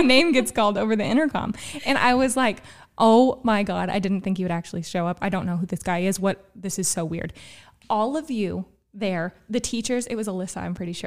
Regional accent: Gallatin County, Illinois, United States; also born or lived in Albion, Illinois; I am from Gallatin County.

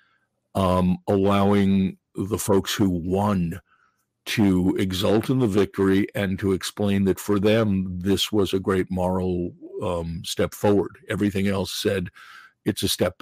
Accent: New York, United States; also born or lived in New England; I grew up in New York

